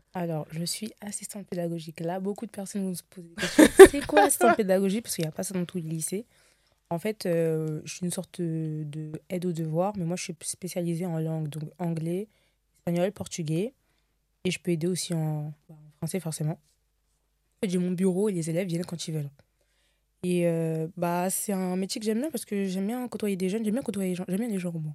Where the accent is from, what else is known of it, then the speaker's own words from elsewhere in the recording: Seine-et-Marne, Île-de-France, France; je viens de Montreux, du coup, ouais. dans le 77